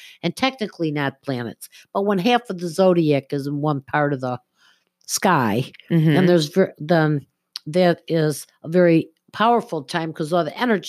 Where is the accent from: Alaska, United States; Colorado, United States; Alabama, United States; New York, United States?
New York, United States; Buffalo; I was born in Buffalo